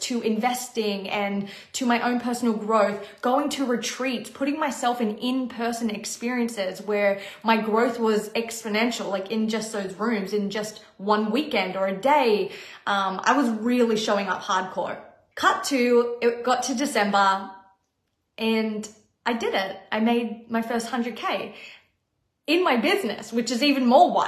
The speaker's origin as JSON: {"language": "English", "country": "Australia", "moved": "as an adult", "lives_now": "Los Angeles, United States", "said": "I was being flown to my home country to perform on tour on a dream job and get to see my family."}